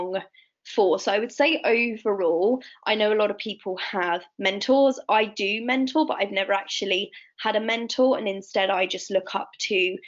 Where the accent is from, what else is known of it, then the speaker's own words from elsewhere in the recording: Italy; I grew up in Italy, rural Italy.